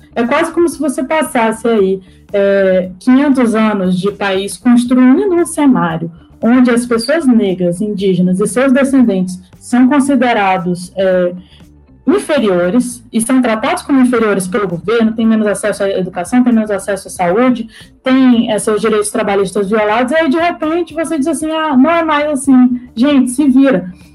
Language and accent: Portuguese; Acre, Brazil; also born or lived in Brasília / New York; Sou acriana, né, original da Amazônia